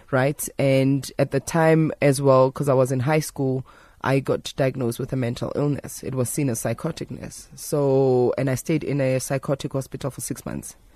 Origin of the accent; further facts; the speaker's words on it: Johannesburg, Gauteng, South Africa; as a young woman growing up in Alexandra